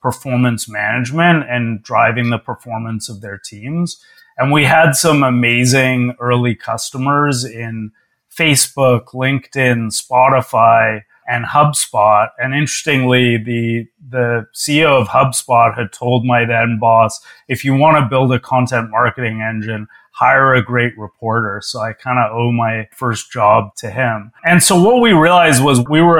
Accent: Toronto, Ontario, Canada; moved away as an adult; also born or lived in New York; I moved from my hometown of Toronto to New York

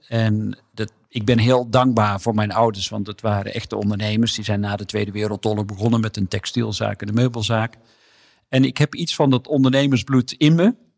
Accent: Hedel, Gelderland, Netherlands; Ik ben in Hedel geboren

